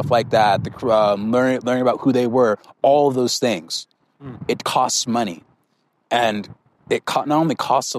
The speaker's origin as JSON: {"language": "English", "region": "California", "country": "United States", "tie": "born or raised there", "moved": "yes", "lives_now": "Colorado, United States", "said": "my hometown, I came from California"}